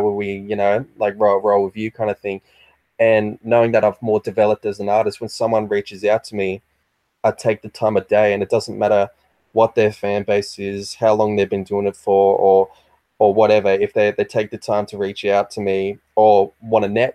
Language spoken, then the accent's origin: English; Australia